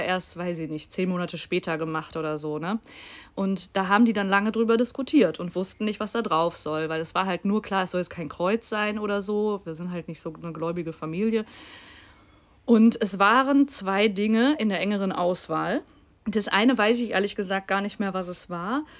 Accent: Bochum, North Rhine-Westphalia, Germany; moved away; ich komme ja gebürtig aus Bochum, wo auch meine Oma wohnt

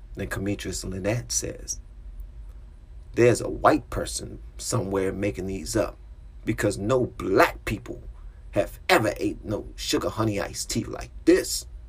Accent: Washington, District of Columbia, United States; moved away as an adult; now in Prince George's County, United States; I'm from Southeast DC

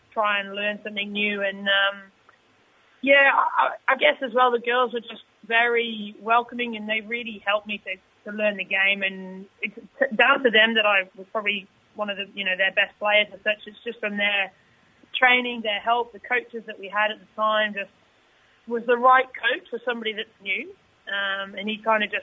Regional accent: Stourport-on-Severn, West Midlands, United Kingdom; moved away as an adult; now in Sydney, Australia; growing up near Birmingham

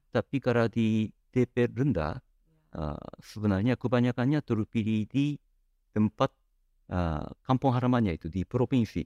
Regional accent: Japan; kami orang Jepang

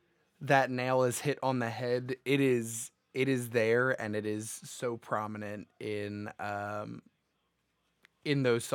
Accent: Philadelphia, Pennsylvania, United States; We're from Philly

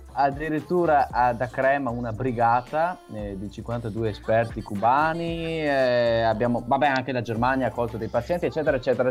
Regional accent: Veneto, Italy; sono veneto totalmente tanto

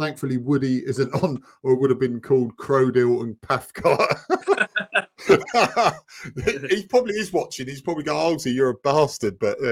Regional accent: England, United Kingdom; we're English

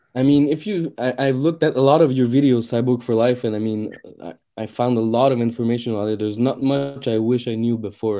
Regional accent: Canada; I'm a Canadian

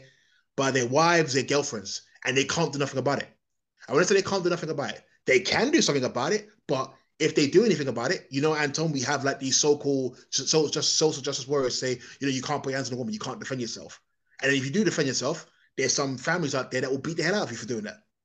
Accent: England, United Kingdom; I'm a foreigner, whether I like it or not. My origins aren't from here

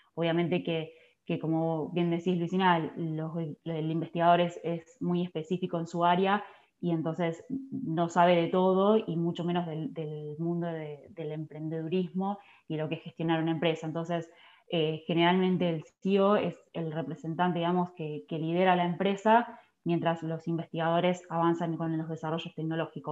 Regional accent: Esperanza, Santa Fe, Argentina; now in Sunchales, Argentina; soy nacida en Esperanza, Santa Fe, está a 40 kilómetros de la ciudad de capital, Santa Fe

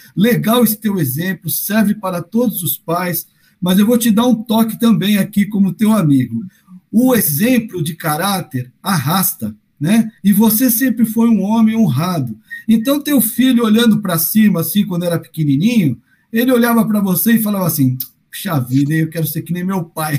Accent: São Paulo, Brazil; Eu sou de Arthur Alvim, Flávio, somos vizinhos de infância

